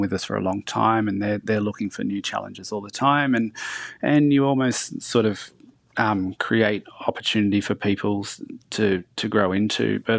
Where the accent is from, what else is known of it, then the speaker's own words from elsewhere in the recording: Lithgow, New South Wales, Australia; I grew up in Lithgow. There's not much on offer. It's sort of like, guns and coal mines are the go-to industries there.